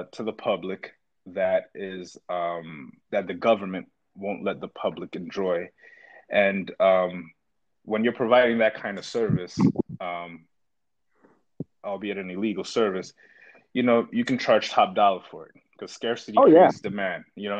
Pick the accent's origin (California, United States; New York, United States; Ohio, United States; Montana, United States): New York, United States; New York City; I grew up in Brooklyn, New York